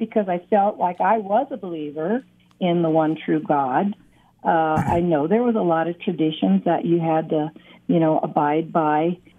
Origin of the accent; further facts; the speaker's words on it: Ohio, United States; I guess it was okay. I grew out in the country, and it was a small town, so it was kind of different in that respect.